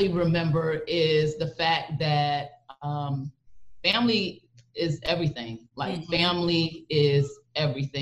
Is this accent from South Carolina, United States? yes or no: no; East Orange, New Jersey, United States; East Orange, New Jersey, born and bred.